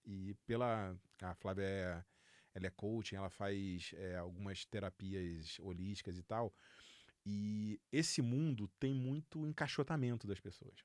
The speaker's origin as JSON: {"language": "Portuguese", "region": "Rio de Janeiro", "country": "Brazil", "moved": "yes", "said": "eu sou carioca, flamenguista"}